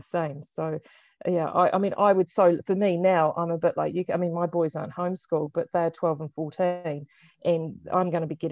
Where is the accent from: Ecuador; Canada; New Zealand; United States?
New Zealand; at sixth form in high school, and at that time, of course, it was the height of the Cold War, so they were using the book as an allegory to actually explain to us in utopian New Zealand